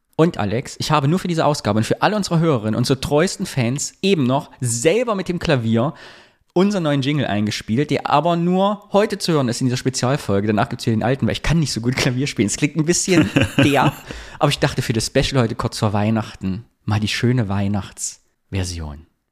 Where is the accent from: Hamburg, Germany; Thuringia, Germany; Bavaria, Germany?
Thuringia, Germany; moved away; ich habe ja immer noch die Fantasie, mal nach Thüringen zurückzugehen